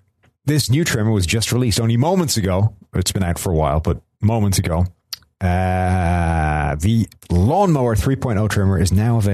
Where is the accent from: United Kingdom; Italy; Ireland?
Ireland; I'm Irish.